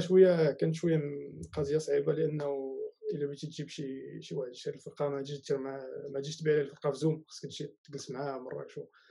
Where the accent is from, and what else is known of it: Marrakesh, Marrakesh-Safi, Morocco